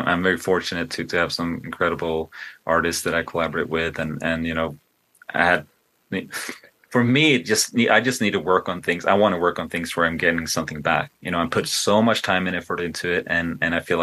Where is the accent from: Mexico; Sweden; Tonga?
Sweden; now in United States; I grew up in Sweden